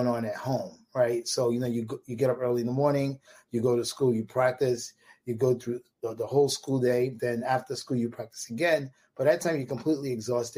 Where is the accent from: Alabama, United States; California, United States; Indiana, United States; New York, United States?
New York, United States; New York City; I grew up in Marlboro Projects, which is between Coney Island and Bensonhurst.